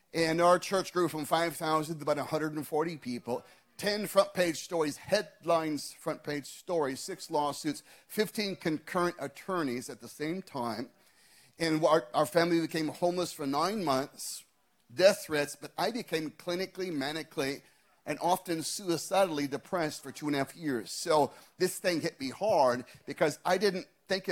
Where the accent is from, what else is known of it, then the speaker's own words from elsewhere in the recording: Scottsdale, Arizona, United States; my hometown of Scottsdale, Arizona